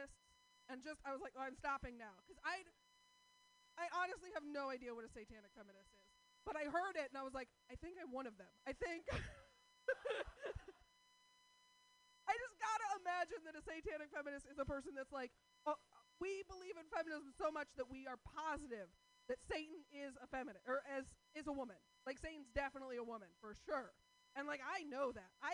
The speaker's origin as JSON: {"language": "English", "town": "Portland", "country": "United States", "said": "I'm from Portland"}